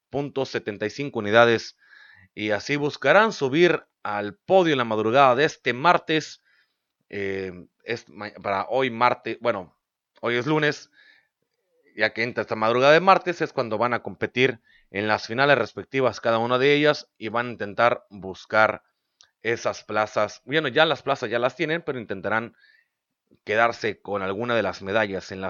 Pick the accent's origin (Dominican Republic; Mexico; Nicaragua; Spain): Mexico; Mexicali, Baja California; es de aquí de la ciudad donde yo soy, de Mexicali, es paisano baja californiano